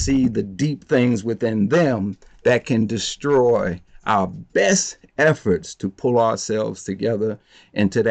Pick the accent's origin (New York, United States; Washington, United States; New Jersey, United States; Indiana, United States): New Jersey, United States; Plainfield; I'm from Plainfield, New Jersey. Plainfield's a small town